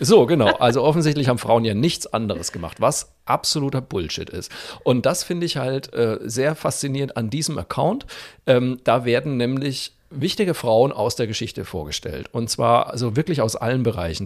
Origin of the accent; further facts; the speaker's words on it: Franconia, Bavaria, Germany; als Franke